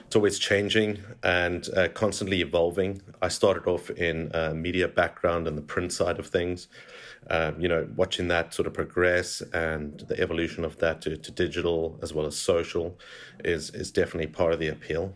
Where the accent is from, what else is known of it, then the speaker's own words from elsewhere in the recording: South Africa; moved away as an adult; also born or lived in London, United Kingdom / Canada; now in Saudi Arabia; I'm born and bred in South Africa, and that's where it sort of shaped my, my identity there